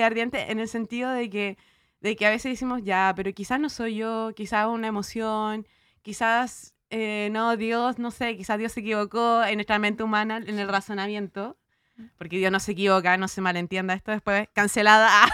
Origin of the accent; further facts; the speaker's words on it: Chile; como diríamos los chilenos